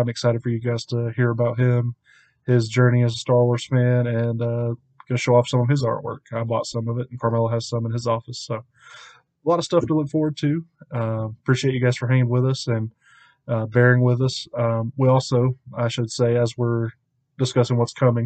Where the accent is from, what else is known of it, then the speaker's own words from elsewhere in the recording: the South, United States; I am from the South